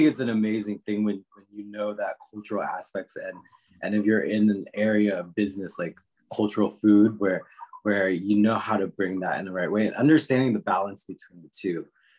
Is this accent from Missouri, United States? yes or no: no; Washington, District of Columbia, United States; And I think that's because I grew up in the Washington, D.C. area.